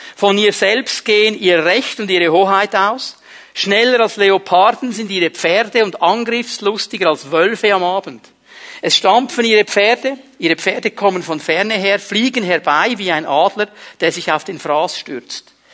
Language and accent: German; Switzerland; auch bei uns in der Schweiz